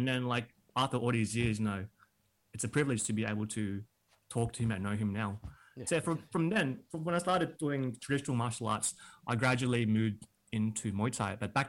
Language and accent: English; Kensington, Victoria, Australia; in Kensington, which was like inner west.